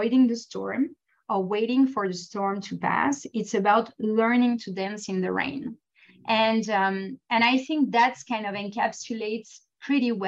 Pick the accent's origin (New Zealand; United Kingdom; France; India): France; moved away; I was born and raised in France, and so I always felt European